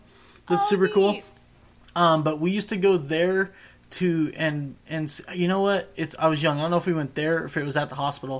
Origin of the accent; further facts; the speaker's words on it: Southern California, United States; We grew up in Southern California.